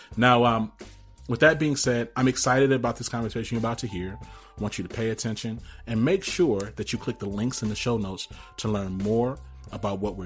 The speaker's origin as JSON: {"language": "English", "town": "Rome", "region": "Georgia", "country": "United States", "tie": "born or raised there", "said": "I was born in Rome, Georgia."}